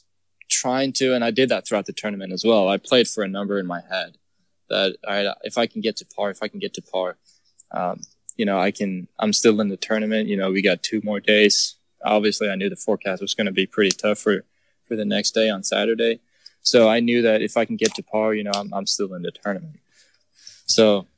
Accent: Eslöv, Skåne, Sweden; moved away as an adult; now in Texas, United States; I grew up in Sweden where, you know, we don't get good weather all the time

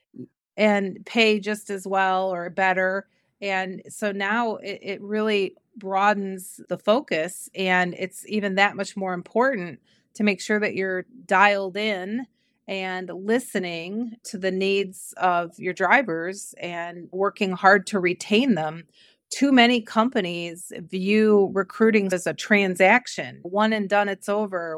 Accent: Cleveland, Ohio, United States; I grew up in Cleveland, Ohio

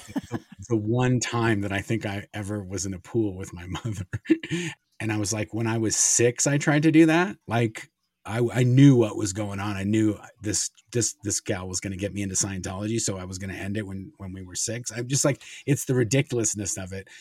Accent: Los Angeles, California, United States; also born or lived in Kansas City, Missouri; we moved from Kansas City, my mom, my dad, and my sister, and as soon as, basically, as soon as we moved to, to California

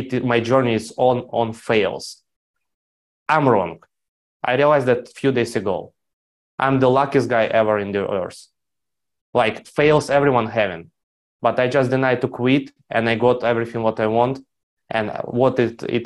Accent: Ukraine; I grew up in Ukraine.

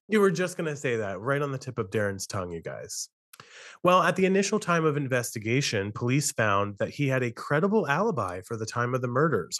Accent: Western Maryland, United States; I grew up in Western Maryland where I'm living at the moment

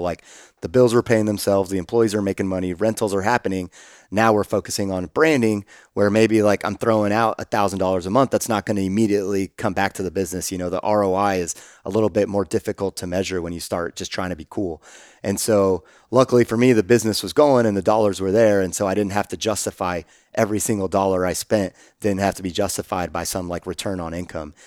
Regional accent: Austin, Texas, United States; growing up in Austin

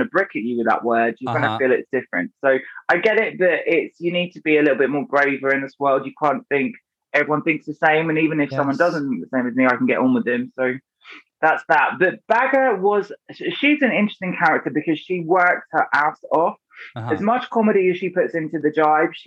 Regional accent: Brighton, South East England, United Kingdom; I grew up in Brighton

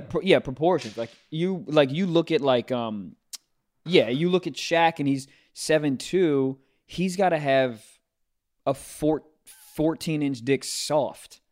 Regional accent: Maryland, United States; my home state of Maryland

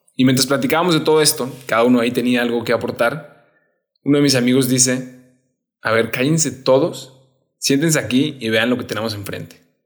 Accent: Monterrey, Nuevo León, Mexico; soy de Monterrey. Estuve ahí prácticamente toda mi vida, desde niño en un colegio en el que crecí muchísimo

